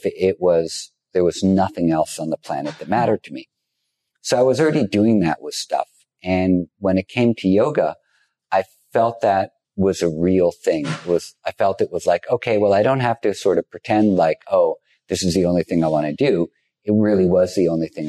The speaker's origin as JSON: {"language": "English", "town": "New York City", "region": "New York", "country": "United States", "tie": "born or raised there", "said": "I grew up in Greenwich Village, not far from here"}